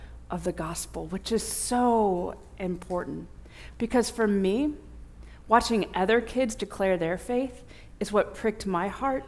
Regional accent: Bourbonnais, Illinois, United States; I grew up in Bourbonnais, Illinois, where Olivet Nazarene University is

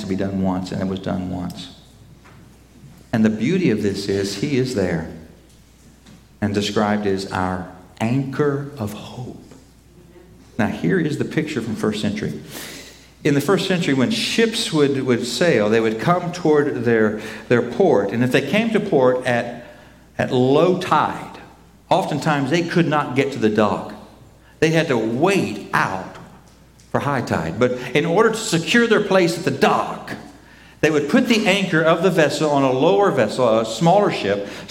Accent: Oklahoma, United States; I grew up in Oklahoma

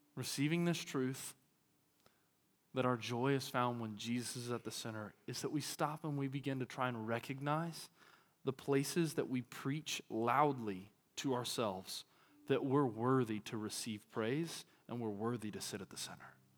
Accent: Arkansas, United States; now in Texas, United States; I'm from Arkansas

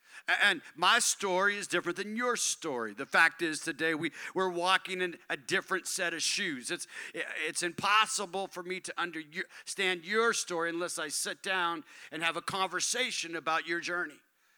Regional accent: Tucson, Arizona, United States; also born or lived in California; I grew up on the West Coast. I was born in California. My parents moved to Tucson, Arizona as a young man, and I grew up in a predominantly white culture. I grew up in a church that was, they sociologists call it homogeneous.

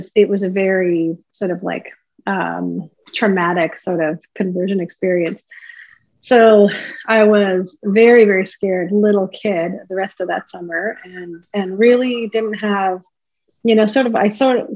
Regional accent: Prince George, British Columbia, Canada; I'm from the beautiful village of Nadlewetan First Nation, which is located about an hour and a half west of Prince George in BC

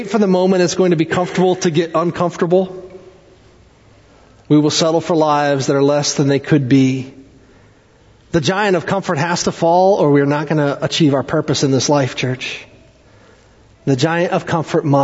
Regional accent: East Tennessee, United States; moved away; I grew up in East Tennessee. I actually went to the same high school as Dolly Parton.

